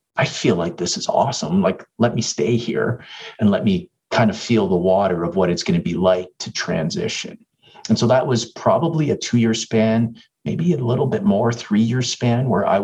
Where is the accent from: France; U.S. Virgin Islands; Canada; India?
Canada; Toronto, Ontario; moved away as an adult; now in Edmonton, Canada; I'm from Toronto area